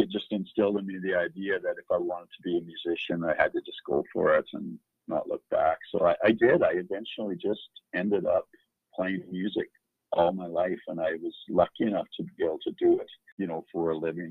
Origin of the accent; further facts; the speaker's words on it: Hines Creek, Alberta, Canada; also born or lived in Fairview, Alberta / Worsley, Alberta; that's where I grew up, and that's where my uh, my roots are